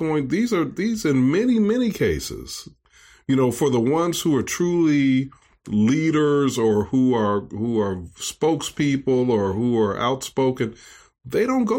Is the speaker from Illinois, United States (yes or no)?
yes; Chicago, Illinois, United States; I watched him there in Chicago growing up in the Black community there, in our church community there.